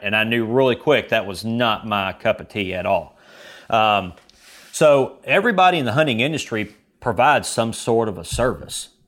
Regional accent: Kentucky, United States; I'm from Kentucky

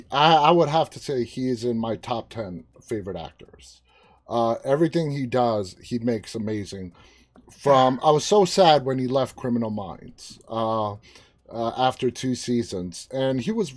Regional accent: New York City, New York, United States; now in outside Washington, D.C., United States; I was born and raised in Queens.

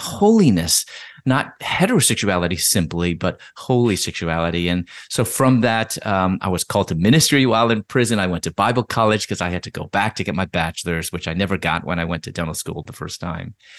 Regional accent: Chicago, Illinois, United States; moved away as an adult; also born or lived in Louisville / Atlanta; I'm originally from Chicago

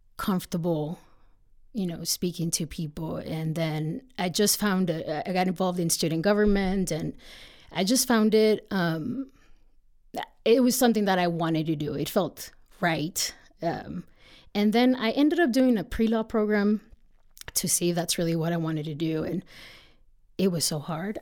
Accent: Texas, United States; moved away as an adult; also born or lived in Miguel Alemán, Tamaulipas, Mexico; now in Colorado, United States; we eventually ended up moving to Texas, which is where I grew up, um, most of the time.

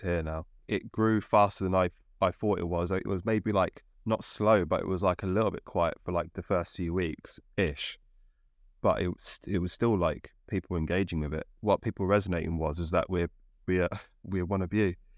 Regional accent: Midlands, United Kingdom; now in London, United Kingdom; I'm from the Midlands, I live yeah, around London

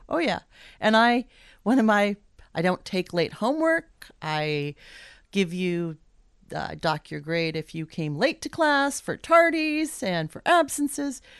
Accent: Anchorage, Alaska, United States; moved away as an adult; now in Juneau, United States; I grew up in Anchorage

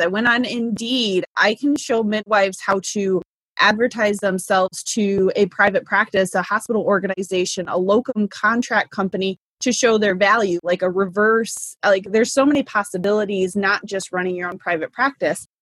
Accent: Indiana, United States; moved away; also born or lived in Alaska / Michigan / Massachusetts; Indiana, my home state

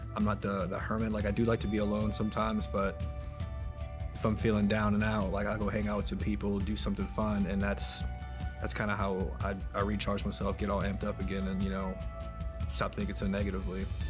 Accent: New Orleans, Louisiana, United States; moved away as an adult; also born or lived in Baltimore, Maryland; Born and raised in New Orleans.

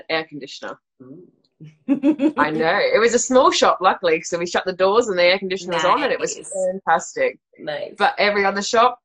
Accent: South Australia, Australia; moved away as an adult; also born or lived in Salisbury, England; now in Toronto, Canada; I was from South Australia, which is like lower down

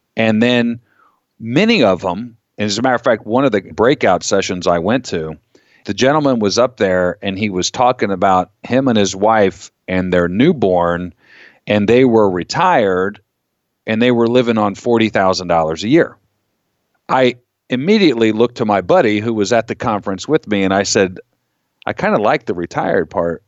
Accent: Florida, United States; now in Pennsylvania, United States; I grew up in Florida

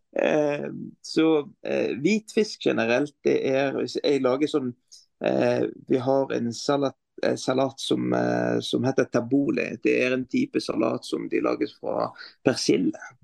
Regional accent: Beirut, Lebanon; Norwegian is a second language; moved away as an adult; also born or lived in Stavanger; now in Norway; som libaneser, matlaging er en del av

